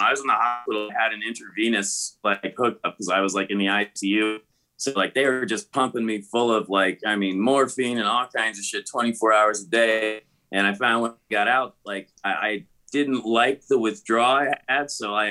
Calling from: Aurora, Colorado, United States; I'm calling you guys from, I actually just got my condo here in Aurora, Colorado.

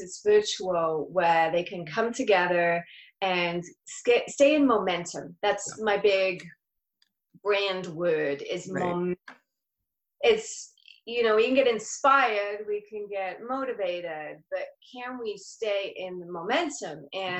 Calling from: La Quinta, California, United States; I'm coming from La Quinta, which for those of you who don't know California that well, is by Palm Springs in California.

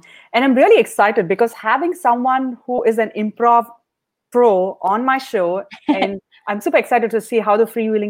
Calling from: Washington, District of Columbia, United States; I'm calling from Washington, D.C.

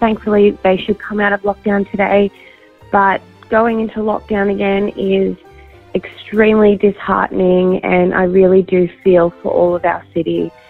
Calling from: Melbourne, Victoria, Australia; I'm calling from Melbourne. I live 400 metres from the Commission Flats here.

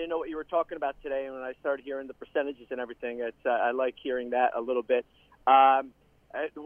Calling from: Tampa, Florida, United States; Hey, John Lance. It's

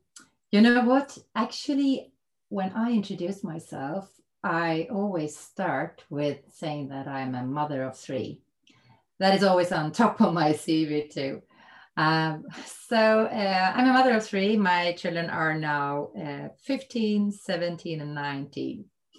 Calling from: Täby, Stockholm County, Sweden; I'm calling in from Täby outside Stockholm from my home office here right now.

